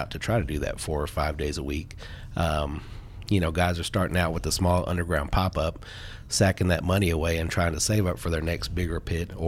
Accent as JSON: {"language": "English", "town": "Fort Worth", "region": "Texas", "country": "United States", "tie": "born or raised there", "said": "I grew up in the southwest side of Fort Worth. I went to Southwest High School."}